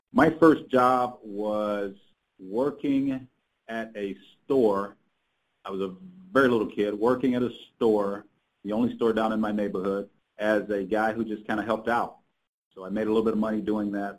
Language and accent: English; South Carolina, United States; I grew up in South Carolina